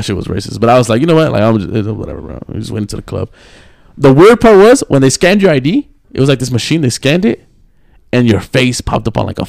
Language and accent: English; Texas, United States; when we told them we're from Texas